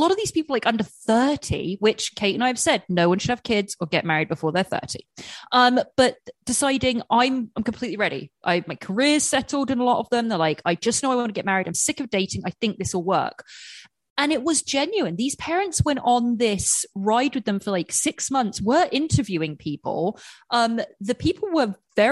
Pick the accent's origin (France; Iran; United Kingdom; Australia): United Kingdom; England; moved away; growing up in England with a huge Indian population